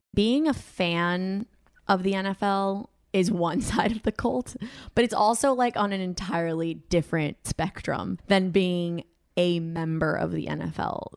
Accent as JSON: {"language": "English", "country": "Colombia", "moved": "yes", "said": "I'm from Colombia. Like, we don't watch American football"}